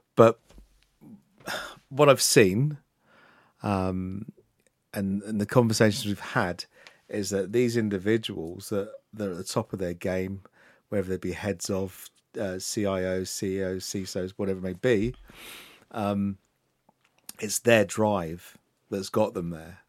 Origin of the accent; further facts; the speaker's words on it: Luton, East of England, United Kingdom; I was born and raised in Luton